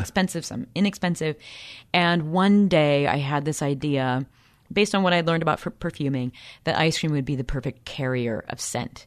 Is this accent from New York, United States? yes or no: no; Peoria, Illinois, United States; I'm from Peoria, Illinois